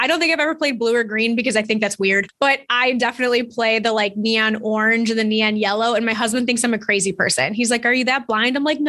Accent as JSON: {"language": "English", "town": "Chicago", "region": "Illinois", "country": "United States", "said": "I'm a Chicagoan"}